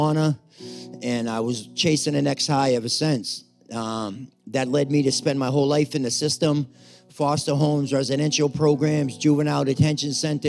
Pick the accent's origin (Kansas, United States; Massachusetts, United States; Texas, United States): Massachusetts, United States; Cape Cod; also born or lived in Brockton; I'm from Cape Cod